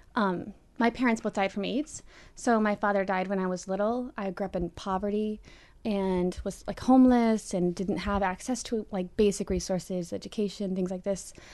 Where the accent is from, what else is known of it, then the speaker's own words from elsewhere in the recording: Pennsylvania, United States; I'm from Pennsylvania.